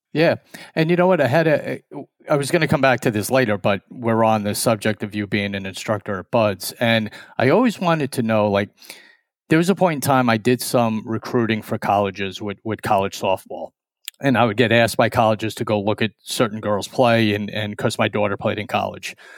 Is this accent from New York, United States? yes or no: yes; New York, United States; we're two strangers from New York